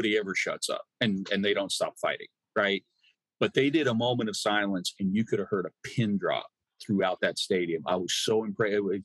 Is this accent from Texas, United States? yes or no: no; Nebraska, United States; now in Arkansas, United States; I'm originally from Nebraska.